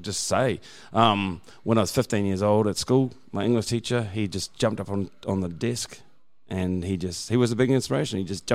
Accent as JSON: {"language": "English", "region": "Auckland", "country": "New Zealand", "tie": "born or raised there", "moved": "as an adult", "lives_now": "Brisbane, Australia", "said": "I grew up in Auckland. It's a bigger city in New Zealand. It's pretty much the same size as Brisbane."}